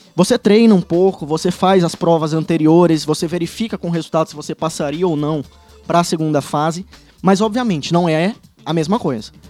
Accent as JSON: {"language": "Portuguese", "town": "Fortaleza", "region": "Ceará", "country": "Brazil", "also_born_or_lived": "Teresina", "moved": "as an adult", "lives_now": "Paraná, Brazil", "said": "sou de Fortaleza"}